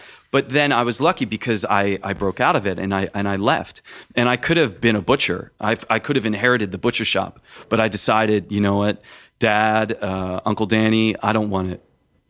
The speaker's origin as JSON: {"language": "English", "town": "Philadelphia", "region": "Pennsylvania", "country": "United States", "said": "Because my family, we're from Philadelphia, and we had a butcher shop, and we all worked there"}